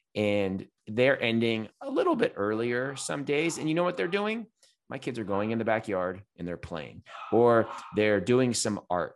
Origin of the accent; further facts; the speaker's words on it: California, United States; I'm a Californian.